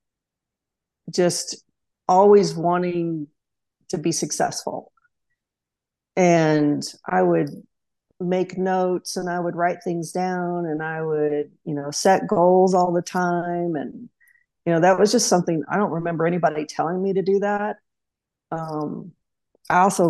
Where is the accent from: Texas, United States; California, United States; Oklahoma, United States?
Oklahoma, United States; Tulsa; moved away as an adult; now in Auburn, United States; growing up in Oklahoma